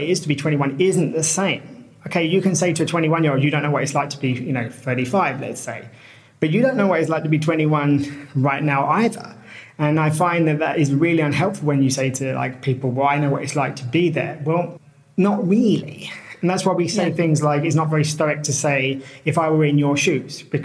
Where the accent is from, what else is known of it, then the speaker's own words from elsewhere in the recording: United Kingdom; moved away as an adult; also born or lived in Colombia / China / Latvia / Costa Rica; I'm British.